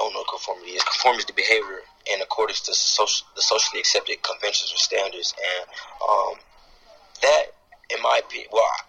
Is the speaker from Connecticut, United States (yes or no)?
no; Atlanta, Georgia, United States; also born or lived in Bronx, New York / Cincinnati; I was born in New York, and my mother thought it wasn't a good idea to raise me out in the Bronx, so she moved me down here to Atlanta.